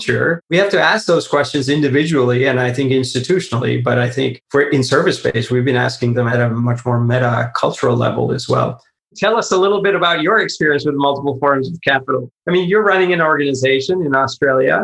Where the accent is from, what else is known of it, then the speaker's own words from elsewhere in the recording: Silicon Valley, California, United States; I live in the Silicon Valley, you know, I grew up in the Silicon Valley